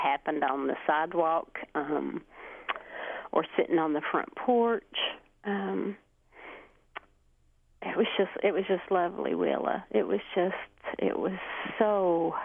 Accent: Hemphill, Kentucky, United States; also born or lived in Neon, Kentucky; now in Martin, United States; I currently live in Martin, but I grew up, thankfully, in Hemphill, and lived there my entire life

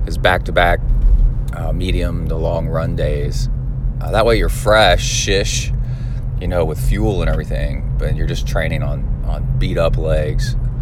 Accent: Texas, United States; I'm from Texas

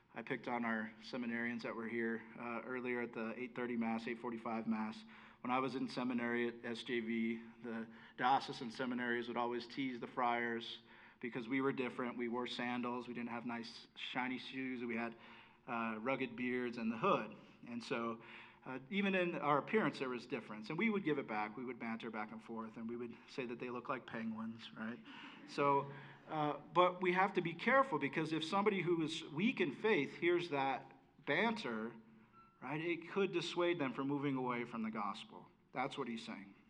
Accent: United States; I was able to be an American in this country.

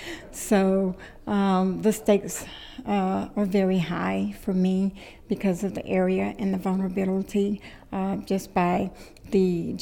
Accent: Gulfport, Mississippi, United States; I am from Gulfport, Mississippi in the USA

